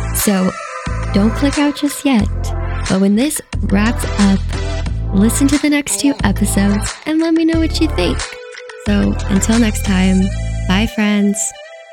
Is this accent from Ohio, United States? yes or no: yes; Ohio, United States; moved away as an adult; now in Las Vegas, United States; I'm originally from Ohio, and I actually packed up and moved to Las Vegas on a whim, all by myself